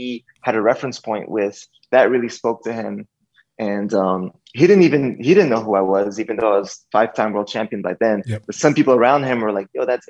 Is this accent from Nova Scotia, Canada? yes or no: no; Montreal, Quebec, Canada; I grew up in Montreal, Canada